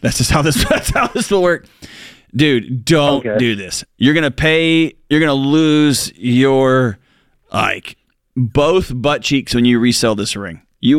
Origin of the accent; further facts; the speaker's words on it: Houston, Texas, United States; now in Nashville, United States; I grew up in Houston.